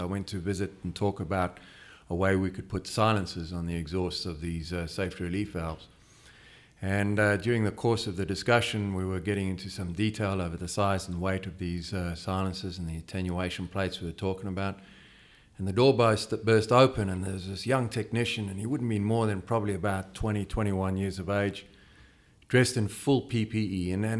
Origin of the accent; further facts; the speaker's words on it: Western Australia, Australia; now in United States; Well, we're from Western Australia